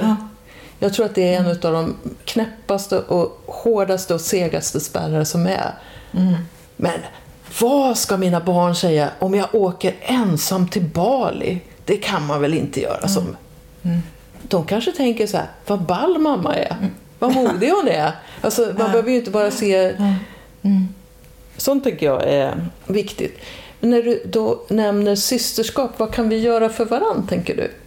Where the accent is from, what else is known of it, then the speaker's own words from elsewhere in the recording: Dalarna County, Sweden; moved away; i den orten där jag växte upp, en ort i Dalarna